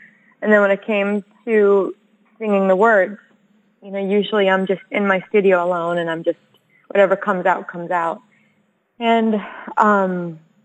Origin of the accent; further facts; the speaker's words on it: United States; I'm American and my family's been here for a minute